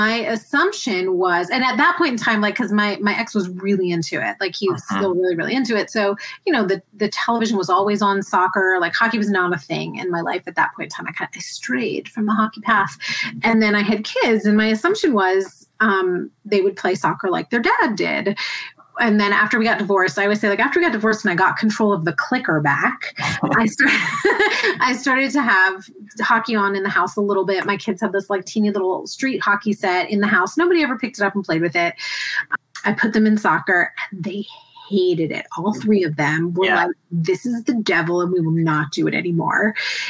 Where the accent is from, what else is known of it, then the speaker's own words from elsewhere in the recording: Tampa, Florida, United States; I grew up in the Tampa area